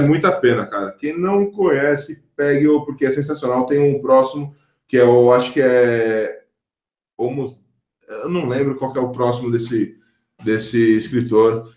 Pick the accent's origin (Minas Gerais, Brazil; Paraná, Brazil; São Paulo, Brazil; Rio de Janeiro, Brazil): São Paulo, Brazil; Fui crescido, eu cresci em periferia aqui em São Paulo